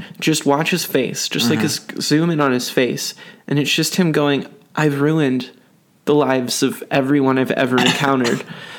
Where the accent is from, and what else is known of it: Texas, United States; born or raised there